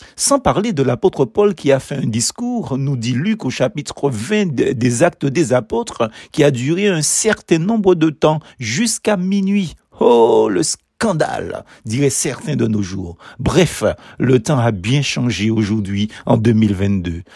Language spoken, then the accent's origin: French; Basse-Pointe, Martinique; à Basse-Pointe, ma ville natale